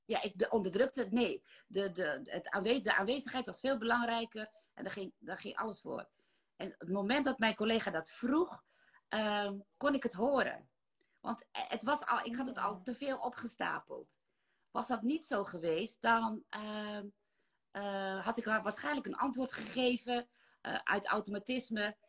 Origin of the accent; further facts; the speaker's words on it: Netherlands; also born or lived in Maluku Islands (ancestry); Ik ben in Nederland geboren.